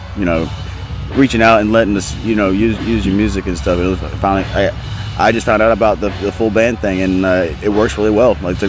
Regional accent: Oakdale, Louisiana, United States; born or raised there

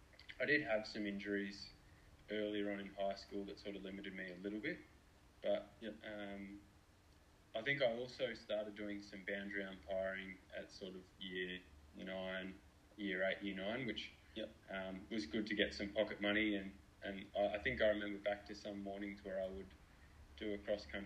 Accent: Melbourne, Victoria, Australia; So we grew up in Essendon, and there's the Aberfeldy track at the end of our street.

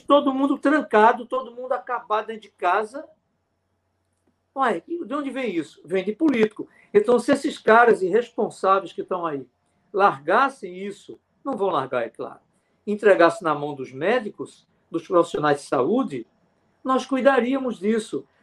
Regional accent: sertão of Pernambuco, Brazil; Eu fui criado com panela de alumínio, eu sou do sertão de Pernambuco

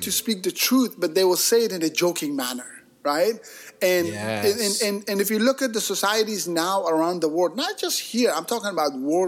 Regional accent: Bay Area, California, United States; I grew up in the Bay Area here

